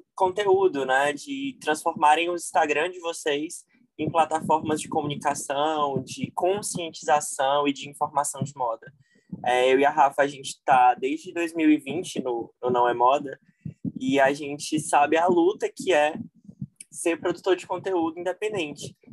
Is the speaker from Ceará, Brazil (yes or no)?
yes; Fortaleza, Ceará, Brazil; Eu sou de Fortaleza, Ceará